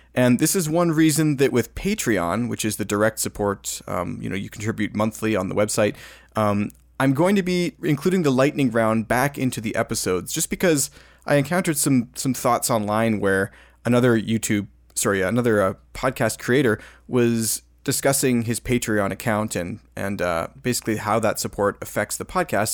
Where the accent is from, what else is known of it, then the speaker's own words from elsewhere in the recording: Alberta, Canada; I'm from Alberta, Alberta